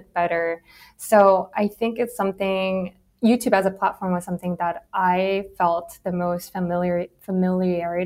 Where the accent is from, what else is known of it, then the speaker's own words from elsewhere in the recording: South Korea; moved away as an adult; I grew up in Korea, and I went to all girls middle school, all girls high school, all women's college